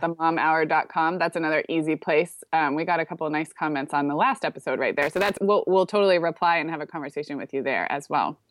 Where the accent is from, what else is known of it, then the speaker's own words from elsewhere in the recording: California, United States; moved away as an adult; also born or lived in Chicago; I grew up in California